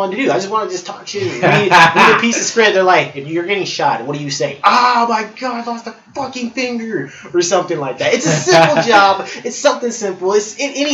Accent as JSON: {"language": "English", "town": "Chicago", "region": "Illinois", "country": "United States", "said": "I'm from Chi-Town all day"}